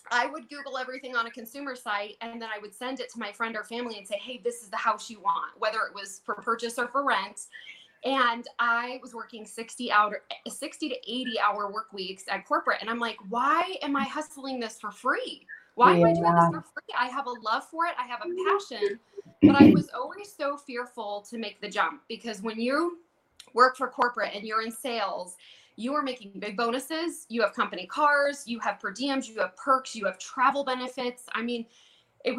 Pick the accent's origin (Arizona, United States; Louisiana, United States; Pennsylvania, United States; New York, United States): Arizona, United States; Tempe; also born or lived in Mesa, Arizona; I was born and raised in the Valley. For those of you who have been around, born at Banner, so desert in Mesa, and then born and raised in Tempe